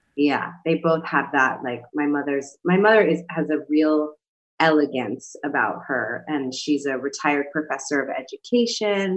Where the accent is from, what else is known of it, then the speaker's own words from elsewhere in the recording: New York City, New York, United States; I come from New York City, from the Bronx, is where I grew up